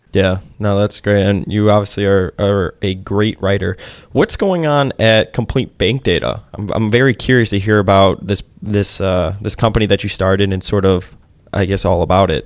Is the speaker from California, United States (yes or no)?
no; Chicago, Illinois, United States; I grew up in Chicago